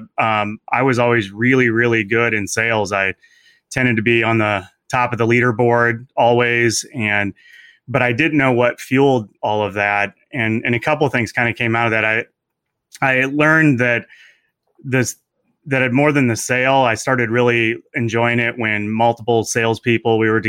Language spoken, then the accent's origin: English; Indiana, United States; moved away as an adult; also born or lived in Arizona; I grew up in Indiana and went to school there